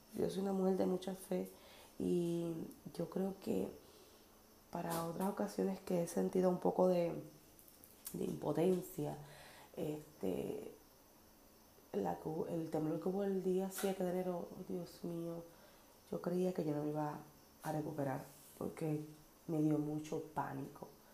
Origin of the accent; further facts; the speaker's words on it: Naranjito, Puerto Rico; Naranjito, mi pueblo